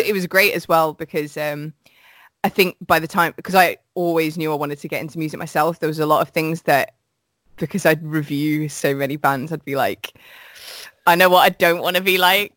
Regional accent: Midlands, United Kingdom; I'm from the Midlands

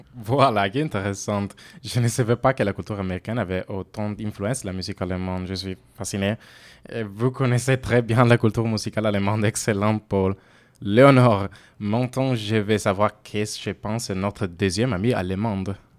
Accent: Italy; accent: Italian; French is a second language; moved away as an adult; now in Bordeaux, France; comme vous l'avez peut être deviné à mon accent, je suis italienne.

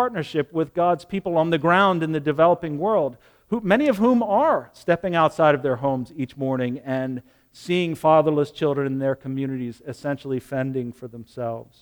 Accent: United States; American Christians

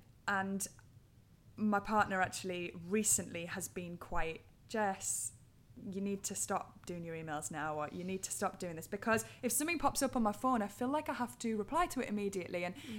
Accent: Durham, North East England, United Kingdom; accent: Geordie; Durham. It's a little bit more subtle than the old Geordie.

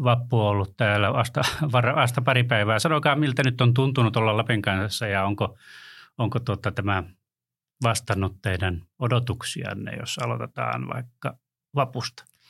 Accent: Ylitornio, Lapland, Finland; moved away; tuolta Ylitorniolta poissa

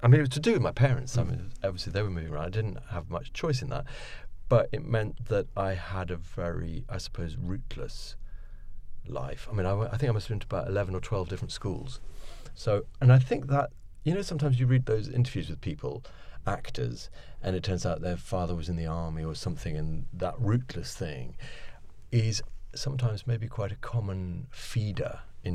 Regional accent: Oxford, South East England, United Kingdom; accent: posh; also born or lived in Paris / New York; I suppose Oxford is mainly my home because that's where I'd always come back to because my father was teaching at the university there and we grew up in Oxford

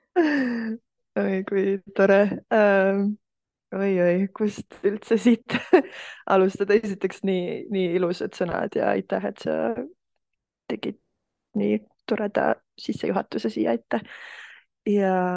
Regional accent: Estonia; ma kasvasin üles Eestis

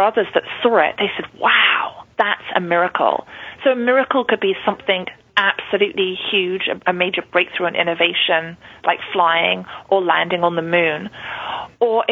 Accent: London, United Kingdom; growing up in London, I know it was the rat race for me.

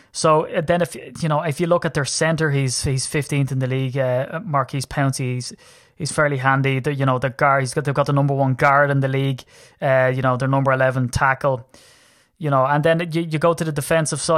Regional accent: Ireland; I'm Irish.

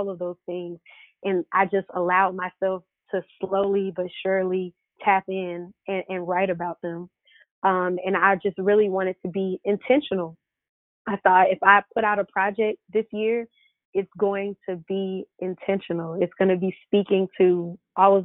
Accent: Stone Mountain, Georgia, United States; also born or lived in New Jersey; I'm pretty much from Atlanta. I was born in New Jersey, but I grew up in Stone Mountain, Lithonia area, and I stayed here

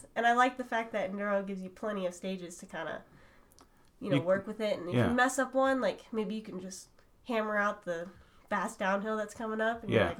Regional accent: Redding, California, United States; now in Medford, United States; I live in Medford, Oregon right now. Okay. I'm from Redding, California.

